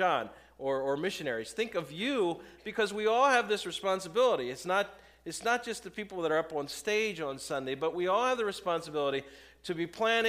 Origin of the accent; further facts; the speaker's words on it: Lancaster County, Pennsylvania, United States; we're from Lancaster County